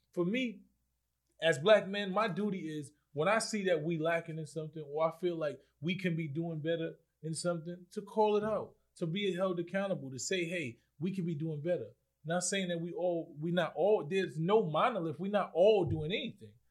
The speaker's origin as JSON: {"language": "English", "town": "New York City", "region": "New York", "country": "United States", "tie": "born or raised there", "said": "I'm from the Bronx, so right. it was so multicultural"}